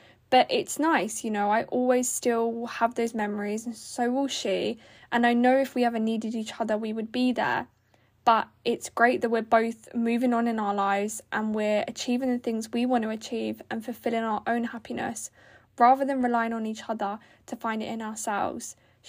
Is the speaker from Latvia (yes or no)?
no; South East England, United Kingdom; now in Norfolk, United Kingdom; But I then started a job, because I moved to Norfolk from Buckinghamshire, which is like 3 hours away, for, you know, different reasons.